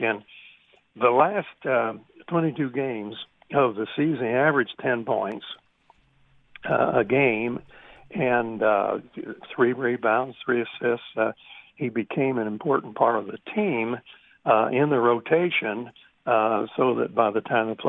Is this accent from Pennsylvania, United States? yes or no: no; Southern Indiana, United States; I was from Southern Indiana.